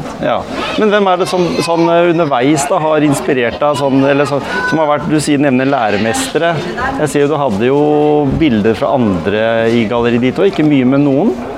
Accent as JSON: {"language": "Norwegian", "area": "Gimsøy", "region": "Telemark", "country": "Norway", "tie": "born or raised there", "also_born_or_lived": "Gråten", "said": "Jeg vokste opp på Gjemse"}